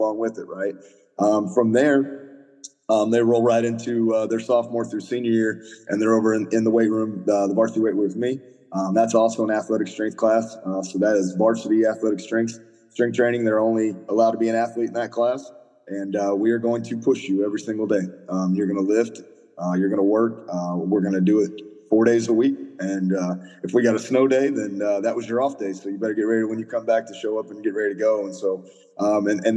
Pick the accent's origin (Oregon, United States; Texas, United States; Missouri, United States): Missouri, United States; Lexington; I was a head coach at Lexington, Missouri, my hometown, for 1 year.